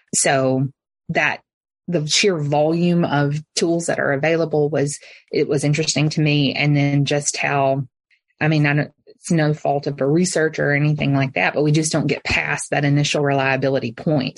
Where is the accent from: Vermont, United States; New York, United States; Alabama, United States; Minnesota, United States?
Alabama, United States; moved away as an adult; also born or lived in Memphis, Tennessee; I am from Alabama originally